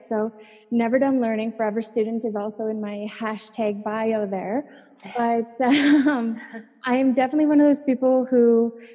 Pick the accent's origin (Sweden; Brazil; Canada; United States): Canada; Saskatchewan; I'm from Saskatchewan in Canada, and that place is like the flattest land